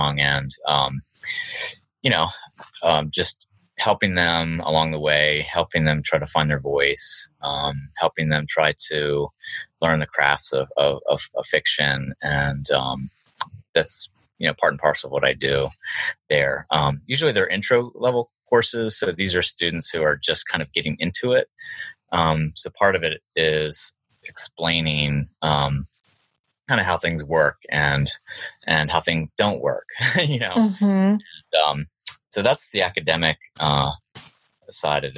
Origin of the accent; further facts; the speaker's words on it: Maryland, United States; also born or lived in Virginia; now in Northern Virginia, United States; even though I live in Virginia, I called it the Maryland Literary Review because I grew up in Maryland